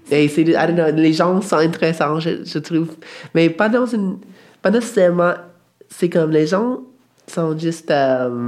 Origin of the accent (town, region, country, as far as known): Alaska, United States; born or raised there